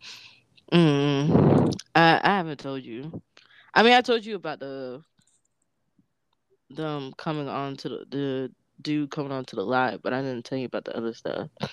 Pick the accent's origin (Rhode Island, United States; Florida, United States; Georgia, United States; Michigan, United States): Florida, United States; moved away as an adult; also born or lived in DC area; I'm from Florida.